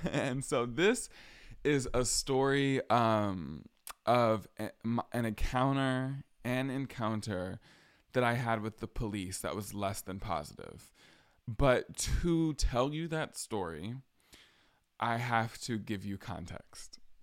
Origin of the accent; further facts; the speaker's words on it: hometown where Ahmaud Arbery was killed, Georgia, United States; moved away as an adult; also born or lived in Atlanta area, Georgia; now in Boston, United States; This is when I still lived in my hometown. My hometown where Ahmad Arbery was killed.